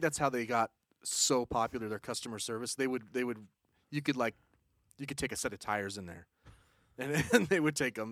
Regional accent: Utahn, United States; I'm a Uton

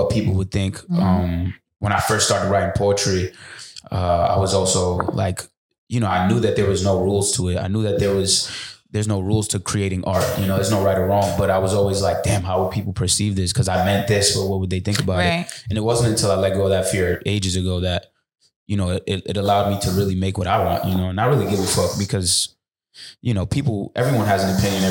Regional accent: Dominican Republic; I'm from Dominican Republic

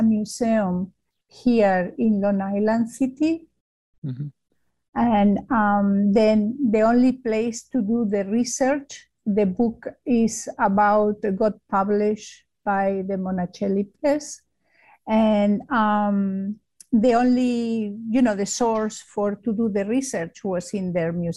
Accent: Spain; English is a second language; moved away as an adult; now in United States; I am from Spain, and it's very obvious by my accent.

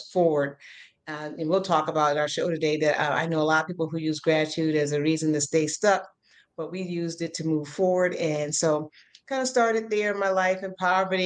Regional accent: Chicago, Illinois, United States; I'm from the South Side of Chicago originally

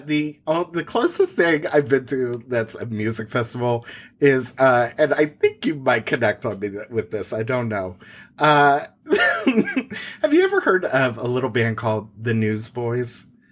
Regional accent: Indiana, United States; growing up in Indiana

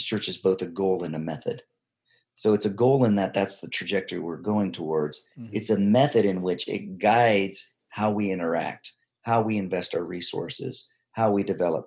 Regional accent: United States; moved away as an adult; also born or lived in Tanzania; I come in as an American missionary

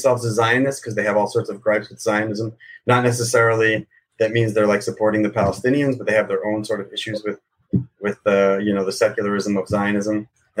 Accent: United States; now in Jerusalem, Israel; living where I grew up in America, where everything was quite, with like being Jewish was a very like niche thing.

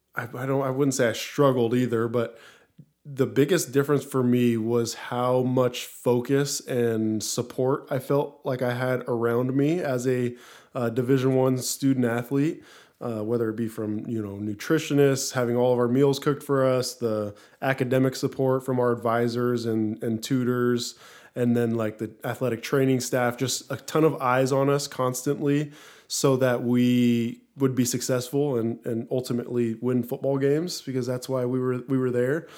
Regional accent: Lakewood, Washington, United States; also born or lived in Pullman, Washington; I grew up in Lakewood, Washington, just south of Seattle

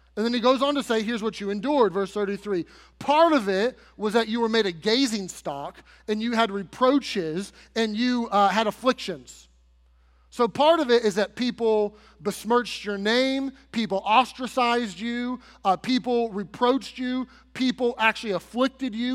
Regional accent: United States; as American citizens

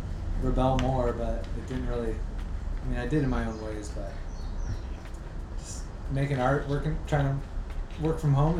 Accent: Santa Cruz, California, United States; moved away as an adult; also born or lived in San Luis Obispo; now in North Shore, Oahu, United States; I grew up in Santa Cruz.

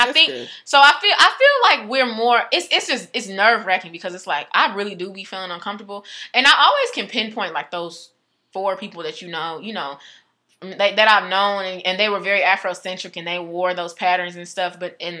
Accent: United States; I thought I'm African. Yeah, I'm from America because I was forced here, but I'm African.

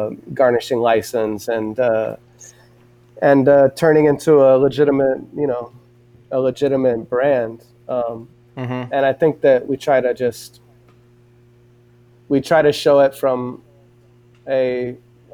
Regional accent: Southern California, United States; I'm from Southern California

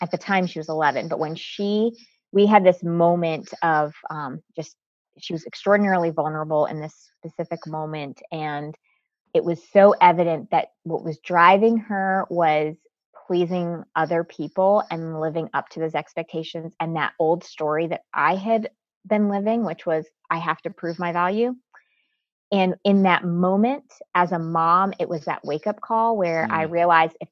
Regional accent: Connecticut, United States; I was actually born and raised in Connecticut. I am first generation American

